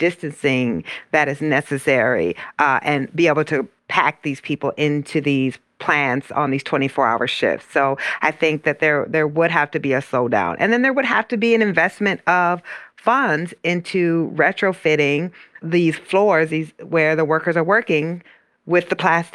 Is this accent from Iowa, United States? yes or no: yes; Iowa, United States; my hometown is in Iowa.